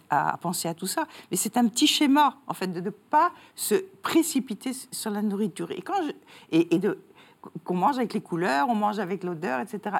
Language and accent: French; France; now in Belgium; je suis française, mais j'habite en Belgique